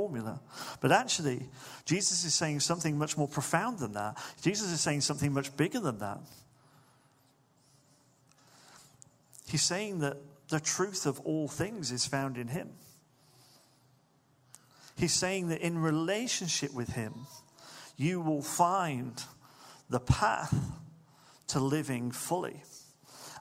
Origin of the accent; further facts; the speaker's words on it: Manchester, North West England, United Kingdom; I remember growing up in Manchester in the 90s